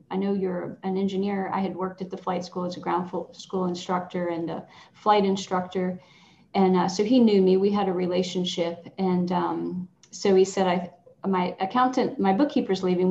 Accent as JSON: {"language": "English", "region": "Southwest Virginia", "country": "United States", "tie": "born or raised there", "moved": "as an adult", "lives_now": "Williamsburg, United States", "said": "I grew up in Southwest Virginia."}